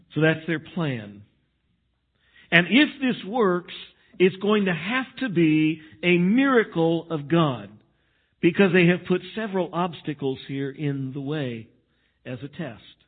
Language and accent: English; Texas, United States; now in Missouri, United States; I grew up in Texas